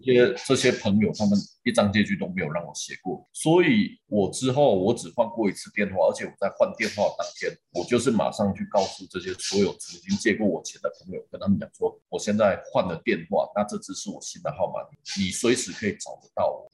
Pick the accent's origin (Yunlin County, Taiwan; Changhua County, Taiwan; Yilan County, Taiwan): Changhua County, Taiwan; Shengang; now in Taichung, Taiwan; 我是在很，很传统的那种家庭长大，我是彰化人，那我们家是彰化的乡下，叫做深港